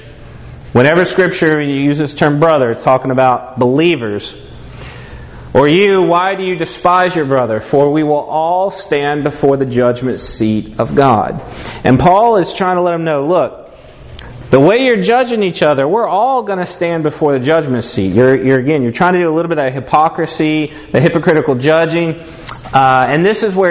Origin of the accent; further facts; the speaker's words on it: Tennessee, United States; moved away; I'm from Tennessee originally